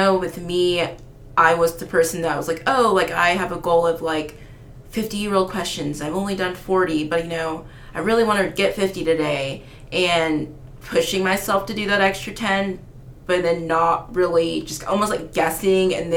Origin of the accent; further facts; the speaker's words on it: Oklahoma, United States; I'm born and raised in Oklahoma